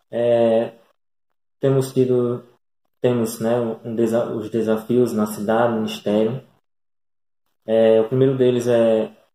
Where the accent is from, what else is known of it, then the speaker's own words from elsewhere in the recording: Itajá, Rio Grande do Norte, Brazil; now in Florânia, Brazil; É, somos natural de Itajá, né? É interior do Rio Grande do Norte.